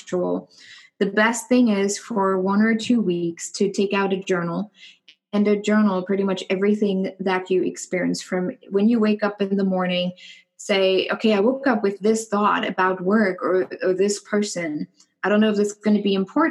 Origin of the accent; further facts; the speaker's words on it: Germany; moved away as an adult; also born or lived in New York / San Francisco / Dallas; now in Indianapolis, United States; growing up in Germany